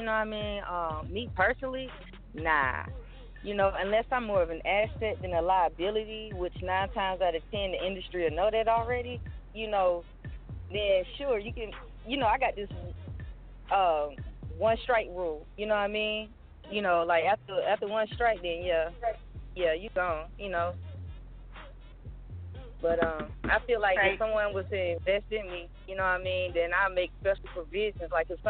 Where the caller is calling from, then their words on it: Atlanta, Georgia, United States; I'm calling from Atlanta.